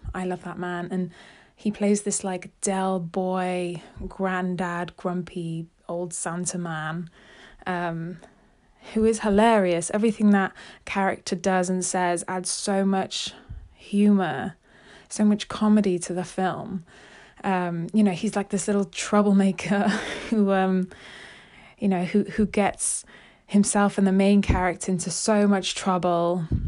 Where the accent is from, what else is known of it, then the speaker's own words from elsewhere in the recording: United Kingdom; as a Brit myself